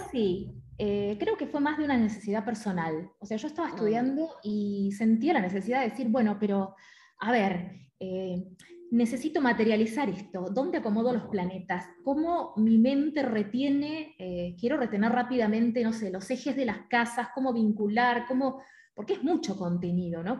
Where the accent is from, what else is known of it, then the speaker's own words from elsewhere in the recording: Mar del Plata, Buenos Aires Province, Argentina; yo soy de Mar del Plata